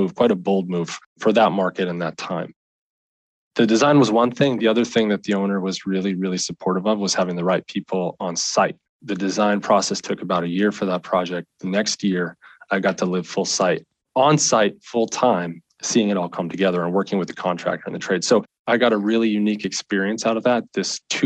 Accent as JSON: {"language": "English", "region": "Pennsylvania", "country": "United States", "tie": "born or raised there", "moved": "as an adult", "said": "my hometown in Pennsylvania."}